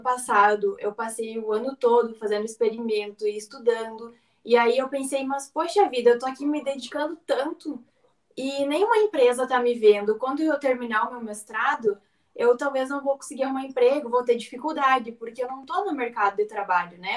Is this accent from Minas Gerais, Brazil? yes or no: no; Rio Grande do Sul, Brazil; eu sou aqui do Rio Grande do Sul, então a gente toma muito chimarrão e o agro é a minha vida desde, desde a minha infância, que eu morava na, na fazenda